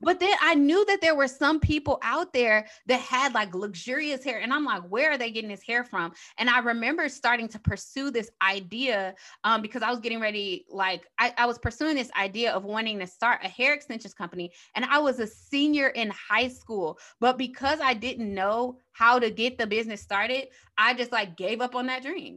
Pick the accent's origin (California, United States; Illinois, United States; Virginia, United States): Illinois, United States; Chicago; moved away as an adult; also born or lived in Saint Louis; I'm from Chicago, so transitioning from Chicago to Saint Louis